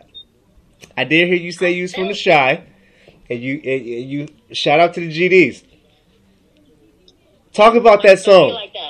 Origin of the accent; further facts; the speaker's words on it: Seattle, Washington, United States; I'm from Seattle. I made the mistake of telling them that I was from Seattle.